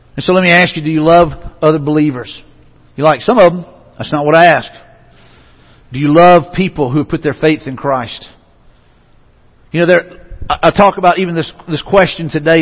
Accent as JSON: {"language": "English", "town": "Mobile", "region": "Alabama", "country": "United States", "tie": "born or raised there", "said": "I grew up in Mobile home of Mardi Gras"}